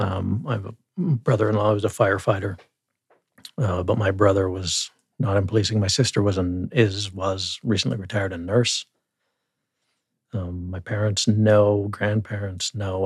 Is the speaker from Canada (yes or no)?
yes; Claresholm, Alberta, Canada; also born or lived in Calgary; now in Lethbridge, Canada; I'm Southern Alberta boy, as you said. I was born in Calgary, but never lived there